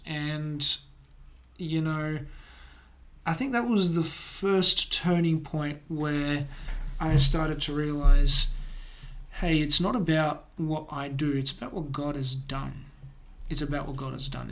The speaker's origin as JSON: {"language": "English", "town": "Adelaide", "region": "South Australia", "country": "Australia", "tie": "born or raised there", "also_born_or_lived": "Cieszyn, Poland", "said": "grew up here in South Australia, here in Adelaide"}